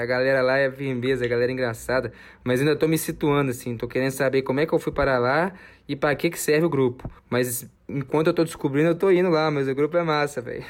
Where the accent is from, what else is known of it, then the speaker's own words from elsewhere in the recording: Minas Gerais, Brazil; sou aqui de Minas Gerais